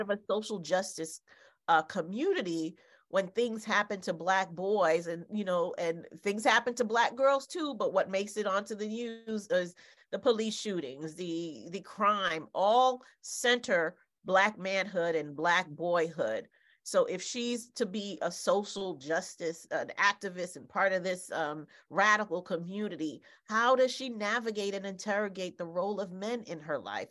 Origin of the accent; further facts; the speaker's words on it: Haiti; moved away; my home country in Haiti.